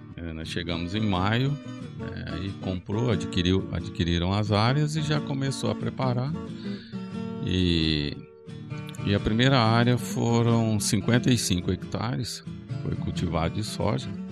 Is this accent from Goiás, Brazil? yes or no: yes; Rio Verde, Goiás, Brazil; as pessoas me perguntam de onde eu sou, eu falo que eu sou de Rio Verde